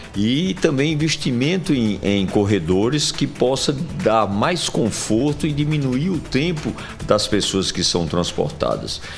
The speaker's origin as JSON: {"language": "Portuguese", "region": "Sertão", "country": "Brazil", "moved": "yes", "lives_now": "João Pessoa, Brazil", "said": "minha terra, do sertão"}